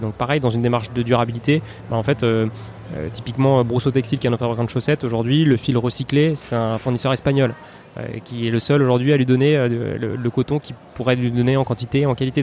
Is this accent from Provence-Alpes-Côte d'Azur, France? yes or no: no; Paris, Île-de-France, France; je suis parisien, j'ai 34 ans